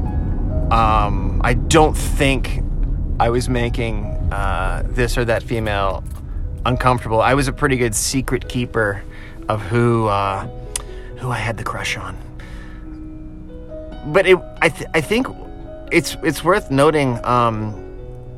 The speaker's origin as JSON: {"language": "English", "town": "Virginia Beach", "region": "Virginia", "country": "United States", "tie": "born or raised there", "moved": "yes", "lives_now": "Nashville, United States", "said": "I grew up in Virginia Beach, Virginia"}